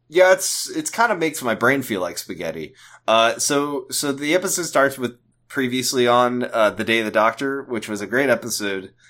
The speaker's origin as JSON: {"language": "English", "country": "United States", "said": "as an American"}